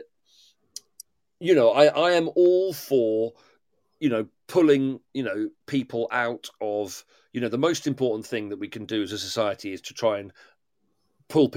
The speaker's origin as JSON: {"language": "English", "area": "Devon", "region": "South West England", "country": "United Kingdom", "moved": "yes", "lives_now": "Kent, United Kingdom", "said": "I'm from Devon originally"}